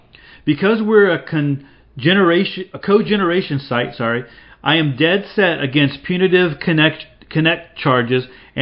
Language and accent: English; Seattle, Washington, United States; also born or lived in San Juan Islands; My home for most of my life has been Washington State. Although I grew up in the Seattle area, I eventually moved to the San Juan Islands. More recently, I have moved to Arizona